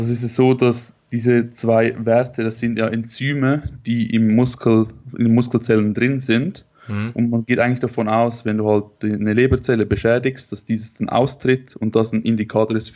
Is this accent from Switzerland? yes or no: yes; Switzerland; ich komme aus der Schweiz.